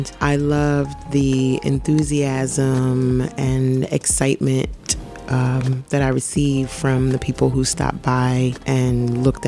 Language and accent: English; Brooklyn, New York, United States; I'm from Brooklyn, the best borough, the best city in the world, on the planet. Born in Brooklyn, still live in Brooklyn now, live in Bedford-Stuyvesant.